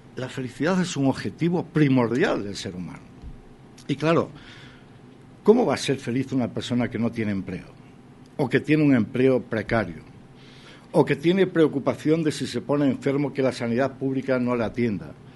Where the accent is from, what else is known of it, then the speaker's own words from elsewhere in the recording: Spain; Y aquí somos todos españoles